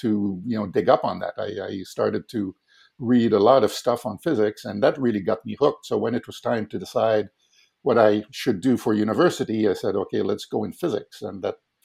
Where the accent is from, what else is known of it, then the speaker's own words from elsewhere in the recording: Quebec City, Quebec, Canada; I grew up in Quebec City